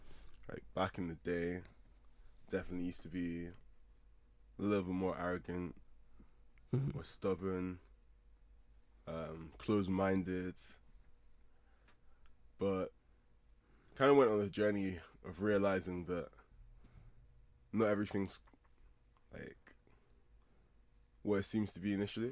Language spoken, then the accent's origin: English; Leicestershire, East Midlands, United Kingdom; also born or lived in Scotland; I moved down to Leicestershire when I was 5. Been here ever since